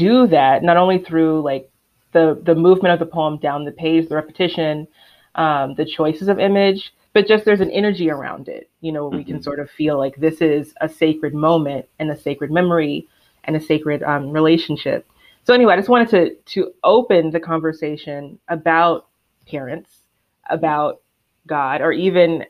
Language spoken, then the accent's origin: English; the South, United States; I am from the South and I am Black, but I wasn't raised in the church